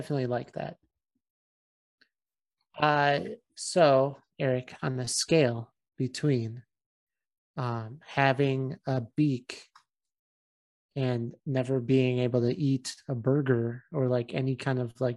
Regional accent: Chicago, Illinois, United States; we're like from Chicago

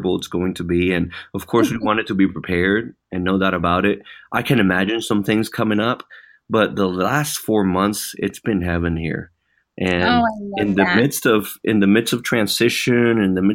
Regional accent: Puerto Rico; moved away; I was born and raised in Puerto Rico

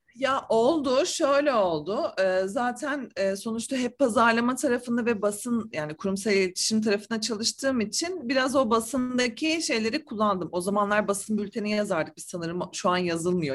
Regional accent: Ankara, Turkey; now in Istanbul, Turkey; Ankara'da doğdum büyüdüm ben.

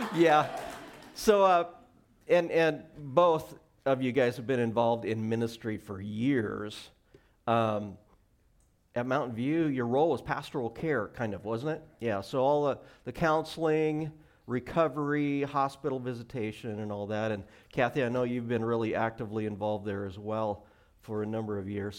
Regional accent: Montana, United States; now in Washington, United States; I grew up in Montana

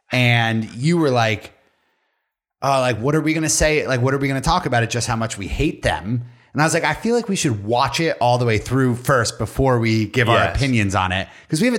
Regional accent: Spain; I'm from Spain. Hello, I'm from Spain.

